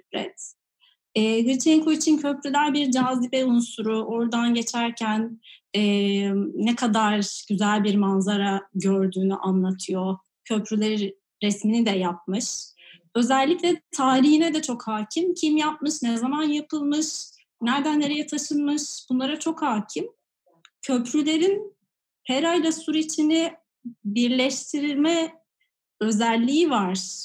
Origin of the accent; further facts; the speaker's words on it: Istanbul, Turkey; ben de Fatih Yavuz Selim'de e, Nohuta'da sofa, bir ahşap evde doğdum